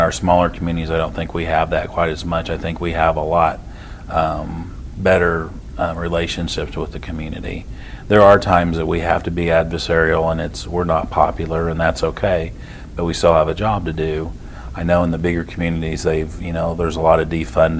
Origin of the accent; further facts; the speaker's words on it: Cainsville, Missouri, United States; now in Trenton, United States; I grew up in Canesville, which is about 45 minutes away